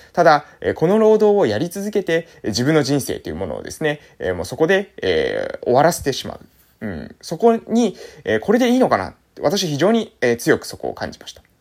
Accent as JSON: {"language": "Japanese", "country": "Japan", "tie": "born or raised there", "said": "地元に戻ってきて、地域づくり"}